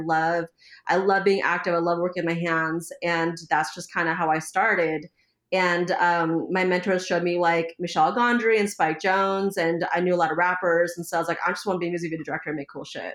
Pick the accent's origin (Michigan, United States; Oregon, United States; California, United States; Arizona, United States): California, United States; Oakland; I grew up in Oakland